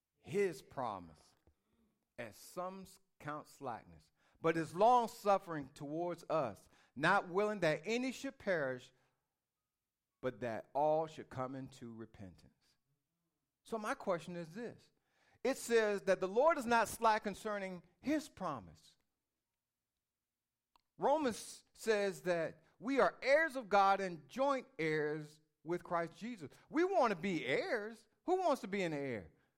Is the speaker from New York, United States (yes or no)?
no; Norfolk, Virginia, United States; born there; How many of you all were born in a hospital? I was. I was born in Norfolk Community.